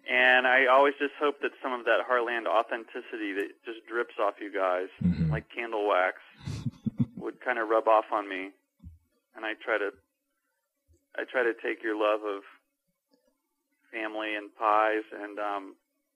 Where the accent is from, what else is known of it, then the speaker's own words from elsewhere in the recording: Chapel Hill, North Carolina, United States; I grew up in Chapel Hill